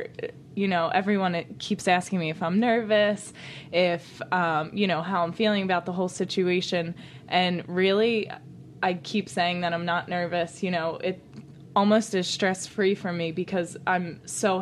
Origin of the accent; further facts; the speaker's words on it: Haddonfield, New Jersey, United States; I'm from Haddonfield, New Jersey